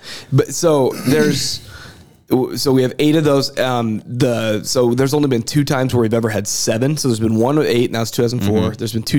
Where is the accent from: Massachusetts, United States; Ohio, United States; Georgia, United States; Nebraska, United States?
Nebraska, United States; Western; So I grew up in Western Nebraska.